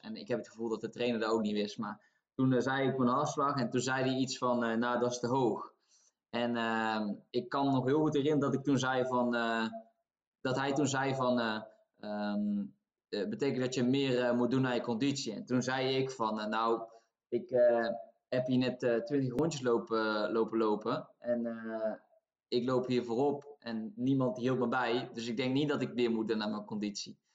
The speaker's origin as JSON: {"language": "Dutch", "town": "Tilburg", "region": "North Brabant", "country": "Netherlands", "tie": "born or raised there", "moved": "as an adult", "lives_now": "Norway", "said": "omdat ik zelf uit Tilburg kom. Dus Wilden 2 is mijn club. En ehm, ik zat nog gewoon op school in, in Tilburg, op de middelbare school"}